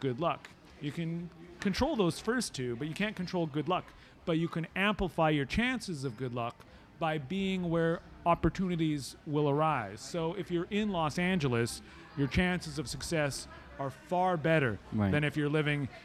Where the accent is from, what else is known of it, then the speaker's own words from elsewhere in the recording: Canada; I'm Canadian.